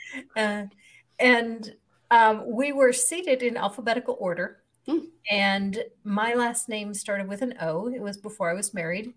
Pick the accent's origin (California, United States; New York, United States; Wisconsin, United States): Wisconsin, United States; moved away as an adult; also born or lived in Texas / Indiana; We were both born and raised in Wisconsin